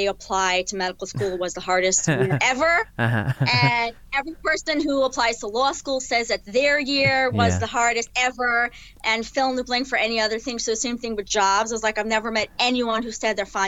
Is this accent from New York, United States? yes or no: yes; New York City, New York, United States; also born or lived in New Jersey; they both had offices in the house that I grew up in Brooklyn